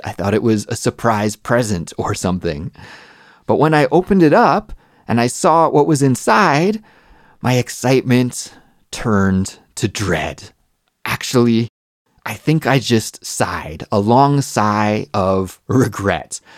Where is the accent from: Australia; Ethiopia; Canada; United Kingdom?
Canada; moved away as an adult; now in Seoul, South Korea; I'm a Canadian English teacher that lives in Seoul, South Korea.